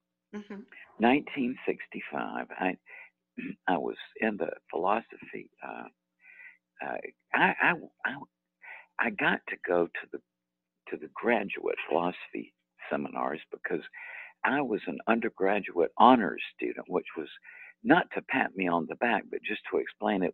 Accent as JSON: {"language": "English", "region": "Deep South", "country": "United States", "moved": "as an adult", "said": "I was from the Deep South"}